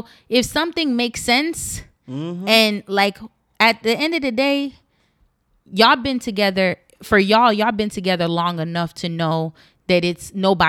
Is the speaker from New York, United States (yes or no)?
no; East Orange, New Jersey, United States; And I know growing up in East Orange